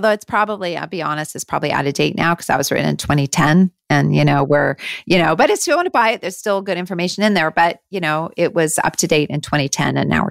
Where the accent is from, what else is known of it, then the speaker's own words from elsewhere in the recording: Canada; moved away as an adult; now in United States; I live down here, but I am still Canadian. I'm still very much Canadian, and we are looking at moving back.